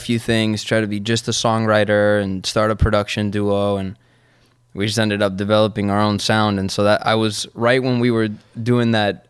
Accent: Argentina; Because I'm from Argentina, che. And we say Che.

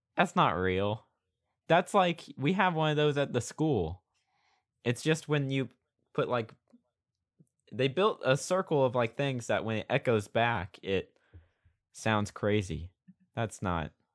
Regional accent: Oklahoma, United States; born or raised there

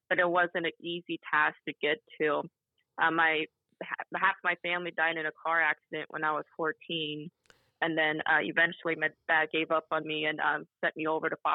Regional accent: Whitehall, Ohio, United States; to Whitehall Ohio which is a suburb of Columbus Ohio in 1990 where I was born in um, November um, I grew up in Whitehall Ohio we never left

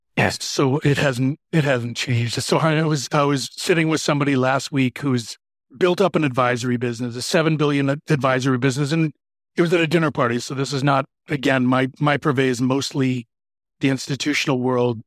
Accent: Michigan, United States; moved away as an adult; also born or lived in Philadelphia; now in Chicago, United States; I grew up in Michigan in the Midwest here in the U S

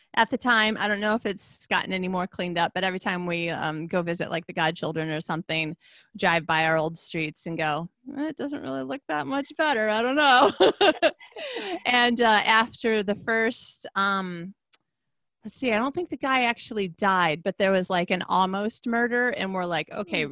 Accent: Traverse City, Michigan, United States; now in Sweden; I'm from Traverse City

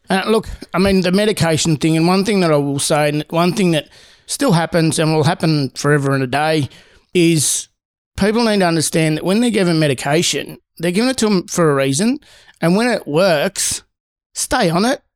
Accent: Seymour, Victoria, Australia; also born or lived in Darwin / Sydney; I grew up in a very small town my dad was really well known and popular

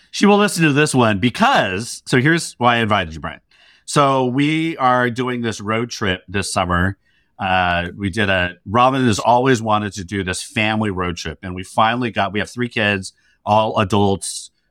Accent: New Jersey, United States; now in New York, United States; I'm from New Jersey.

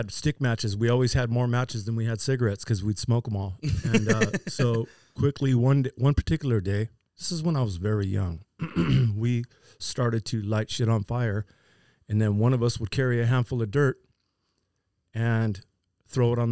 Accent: Vista, California, United States; Born and raised in Vista. I tried to go to school in the Vista school system

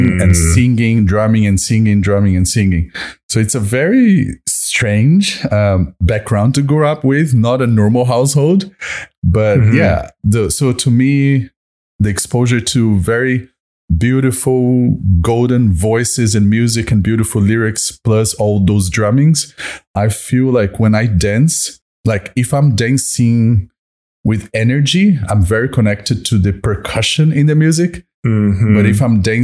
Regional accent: Brazil; moved away as an adult; also born or lived in Washington, D.C., United States; now in Melbourne, Australia; Brazilian, born and raised

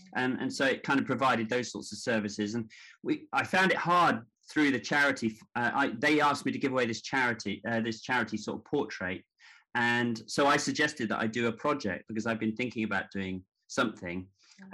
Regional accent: Devon, South West England, United Kingdom; moved away as an adult; also born or lived in New York / Hackney, London; i grew up in devon although I was born in New York

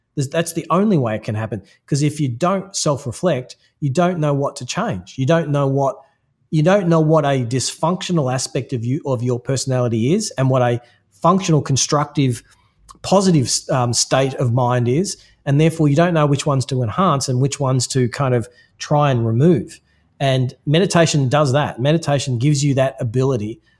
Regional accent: Australia; there's a certain way that I am through being Australian

